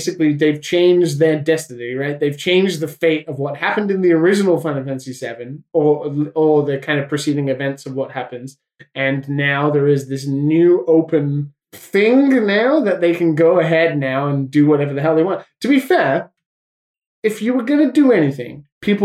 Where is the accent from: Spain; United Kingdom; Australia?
United Kingdom; as a British person